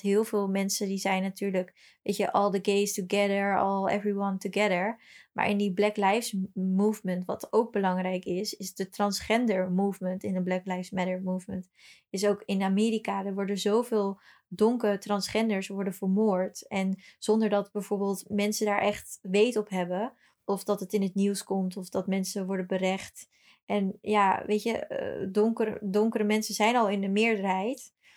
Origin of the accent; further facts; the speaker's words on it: Brazil; now in Netherlands; toevallig kom ik niet uit Amsterdam, ik kom uit Brazilië.